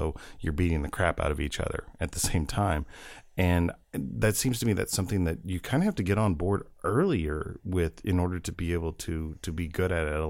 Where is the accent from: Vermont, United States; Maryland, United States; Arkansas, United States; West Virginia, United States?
Arkansas, United States; I grew up in the Deep South, and I grew up in Arkansas in the mid-70s and throughout the 80s.